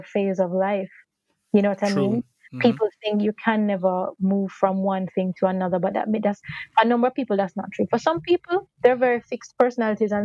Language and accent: English; Jamaica; we are Jamaican, we're in Jamaica